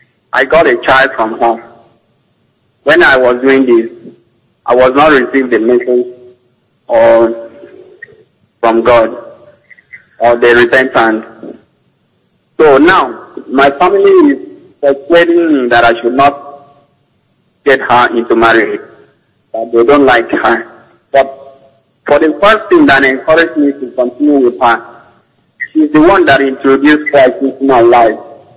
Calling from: New York, United States; I'm calling from New York.

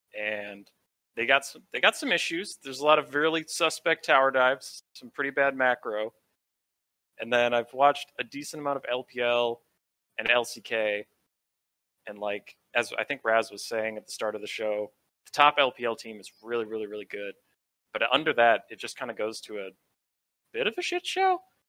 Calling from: Rochester, Minnesota, United States; Rochester, Minnesota.

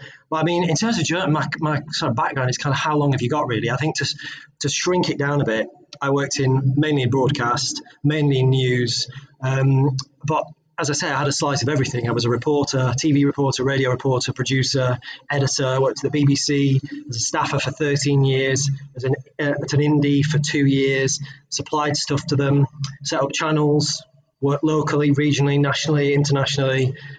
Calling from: Nottingham, East Midlands, United Kingdom; I'm based in the Midlands, and I haven't left the Midlands for about 6 months now. So I'm in the fine city of Nottingham.

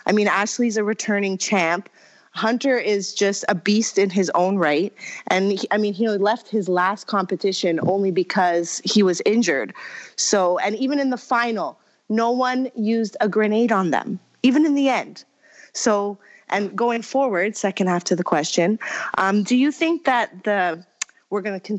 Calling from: Toronto, Ontario, Canada

